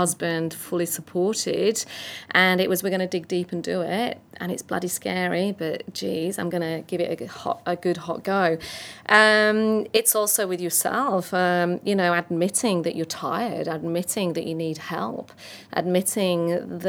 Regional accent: north of England, United Kingdom; I'm English and north of English and a woman in this space

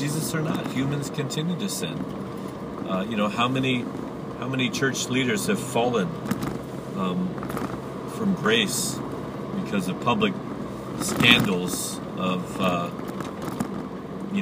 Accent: United States; being American, I've grown up in a very competitive way

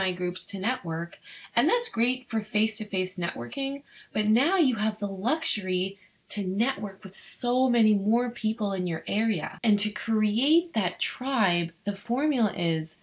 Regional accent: Ottawa, Ontario, Canada; I'm from Ottawa

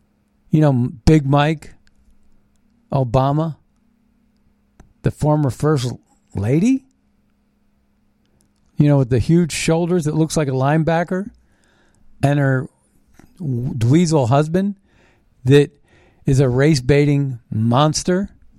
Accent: Canada; But I'm a Canadian. Here's my passport. Let me go to my home.

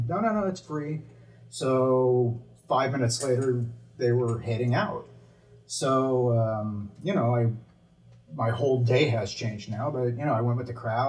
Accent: Los Angeles, California, United States; born or raised there

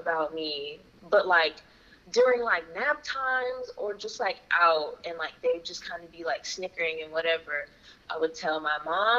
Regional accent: North Carolina, United States; first language ja; English is a second language; also born or lived in Japan / Houston; I was born in North Carolina and popped out my mama, and I spent, like, my elementary years there. So Japanese was my first language.

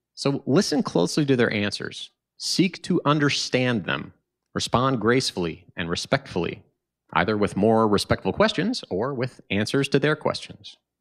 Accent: Tulsa, Oklahoma, United States; now in Chicago, United States; my hometown of Tulsa, Oklahoma.

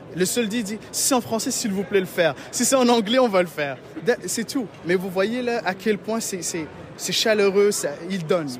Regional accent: Morocco; also born or lived in Matane, Quebec, Canada; now in Quebec, Canada; je suis d'origine du Maroc, donc on a ouvert un bureau au Maroc

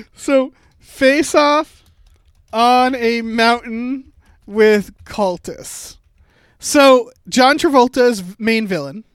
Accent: Massachusetts, United States; Massachusetts, my home state.

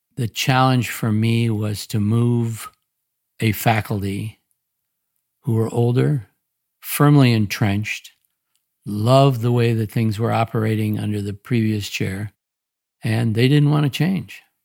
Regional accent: Portland, Oregon, United States; moved away as an adult; also born or lived in Omaha, Nebraska / Indiana; born and raised in Portland, Oregon

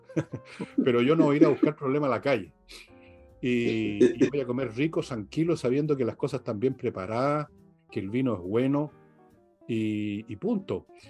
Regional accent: Chile; soy un chileno más

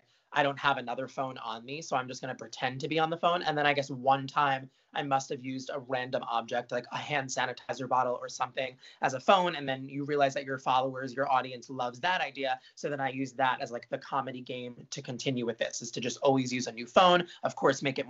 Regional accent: Marlboro, New Jersey, United States; also born or lived in Brooklyn, New York; born in Brooklyn, moved to Marlboro right away. Grew up in Marlboro

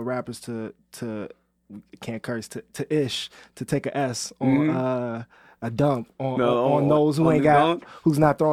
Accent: Chicago, Illinois, United States; as a kid growing up in Chicago

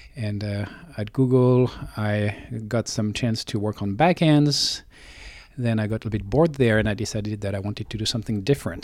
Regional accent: France; moved away as an adult; now in Silicon Valley, United States; I was born in France, grew up in France, and I moved to Silicon Valley uh, about 20 years ago.

